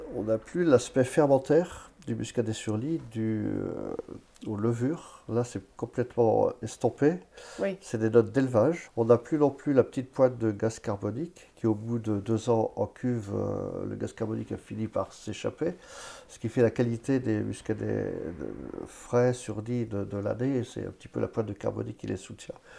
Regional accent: Vallet, Pays de la Loire, France; je suis né euh, à Valette, sur l'exploitation

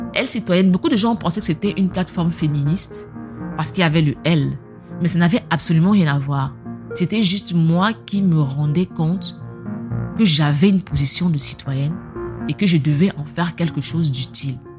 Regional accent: Cameroon; moved away; on est camerounais

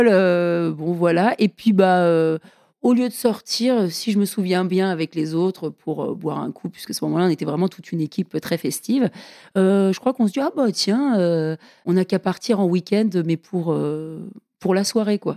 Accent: United States; French is a second language; moved away; Parce que je suis américaine, tu sais. Tu savais pas, je suis américaine. J'aime pas trop mettre mon accent en avant. Ça fait quand même longtemps que j'habite ici

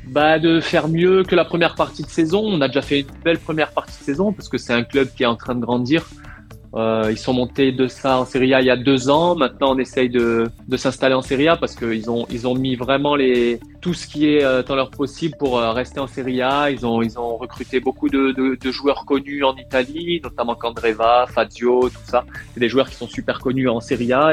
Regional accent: France; also born or lived in Tunisia; mon père est français, je suis né en France

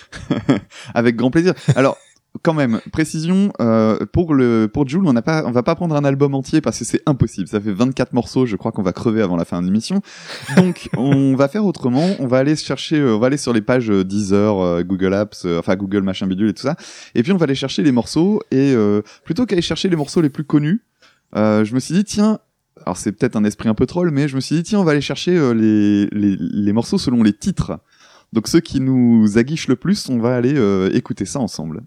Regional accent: the North, Hauts-de-France, France; nous, on vient du Nord

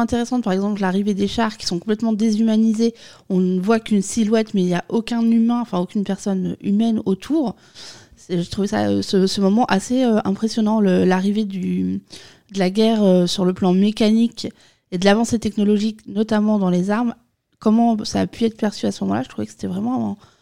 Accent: France; nous, en tant que Français

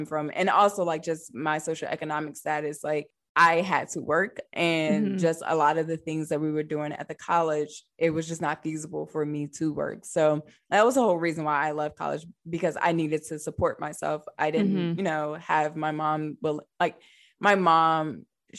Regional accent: Newport News, Virginia, United States; moved away as an adult; also born or lived in Hampton, Virginia; now in Alexandria, United States; I grew up in downtown Newport News, Virginia

